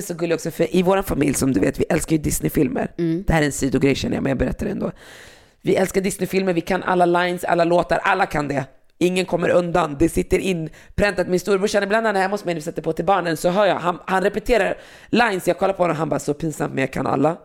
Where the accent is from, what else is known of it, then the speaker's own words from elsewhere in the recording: Västerås, Västmanland, Sweden; när jag växte upp på, i Västerås